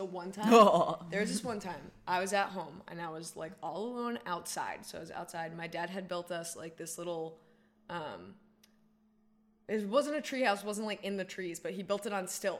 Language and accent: English; Cumberland, Rhode Island, United States; I grew up in Cumberland, Rhode Island, very close to the Cumberland Monastery